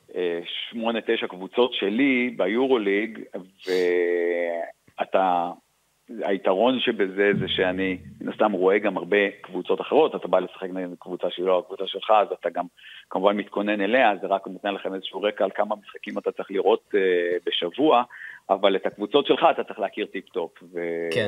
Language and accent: Hebrew; Israel; moved away as an adult; also born or lived in Australia; now in Milan, Italy; אנחנו ישראלים ואנחנו רואים בישראל בית